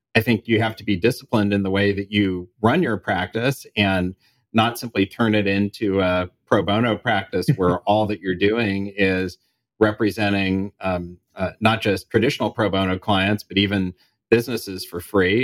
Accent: Kansas City, United States; moved away; I was back in Kansas City and in, in my hometown

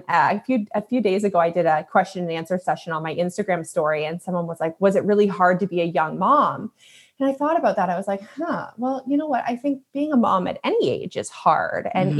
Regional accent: Alberta, Canada; born there; now in Ontario, Canada; So I was born out in Alberta in Canada. I live in Ontario now.

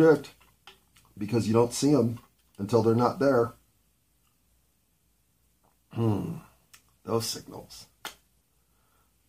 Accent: United States; I'm an American

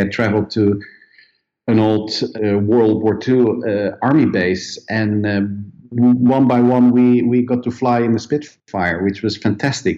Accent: Netherlands; moved away as an adult; now in Sweden; I come originally from Holland

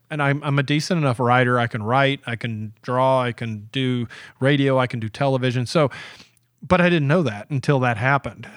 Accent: Georgia, United States; I grew up in Georgia

